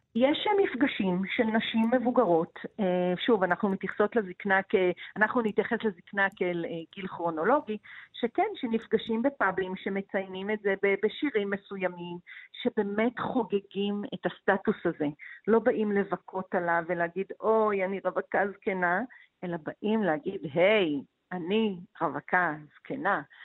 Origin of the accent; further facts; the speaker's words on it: Israel; אני מקיבוץ